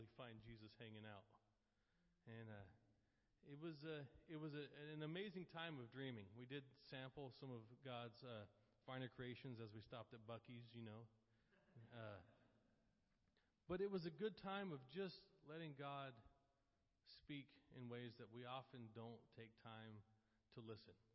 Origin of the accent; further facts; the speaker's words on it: Oklahoma, United States; moved away as an adult; now in Port Orange, United States; I'm from Oklahoma.